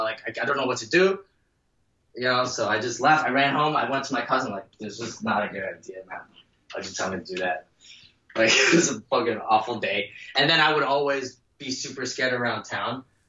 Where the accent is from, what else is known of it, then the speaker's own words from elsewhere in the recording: New Jersey, United States; and I live in Jersey. And as a kid growing up in New Jersey